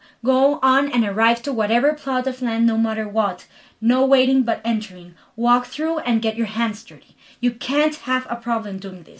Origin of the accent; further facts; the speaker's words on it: Galápagos, Ecuador; also born or lived in Guayaquil; I was born in Guayaquil, which is a city of the Ecuadorian coast, but all my life was spent in the Galapagos Island, surrounded by a completely natural environment